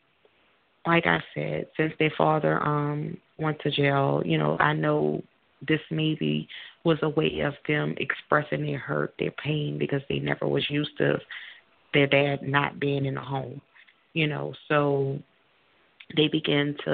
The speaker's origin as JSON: {"language": "English", "town": "New Orleans", "region": "Louisiana", "country": "United States", "also_born_or_lived": "South Carolina", "moved": "as an adult", "lives_now": "Baton Rouge, United States", "said": "I'm originally from New Orleans, Louisiana. I was displaced during Hurricane Katrina"}